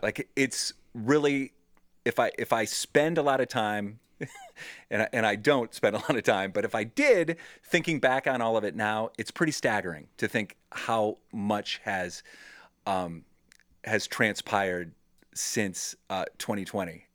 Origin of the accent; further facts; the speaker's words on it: Cleveland, Ohio, United States; a radio show that's in my hometown